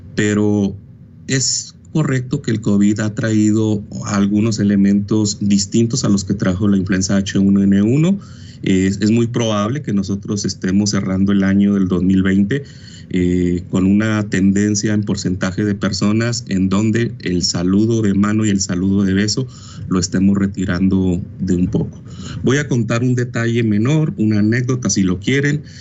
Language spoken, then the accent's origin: Spanish; Mexico; nosotros que somos latinos, mexicanos